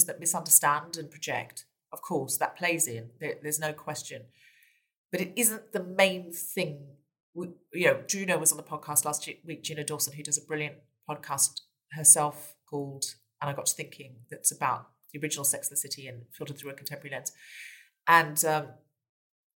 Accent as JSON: {"language": "English", "town": "Gold Coast", "region": "Queensland", "country": "Australia", "tie": "born or raised there", "moved": "yes", "said": "I was brought up on the beach in Australia"}